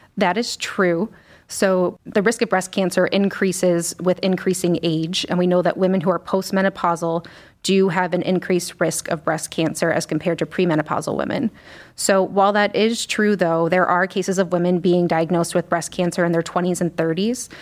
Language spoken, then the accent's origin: English; Scranton, Pennsylvania, United States; moved away as an adult; also born or lived in Washington, D.C. / Chicago; now in Cleveland, United States; So I'm originally from Scranton, Pennsylvania